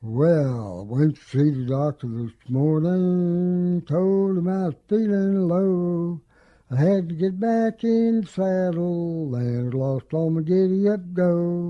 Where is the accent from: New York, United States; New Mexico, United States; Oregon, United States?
New Mexico, United States; moved away; I came up here from New Mexico way back in 78, so I consider myself a native now. I'm even used to the rain.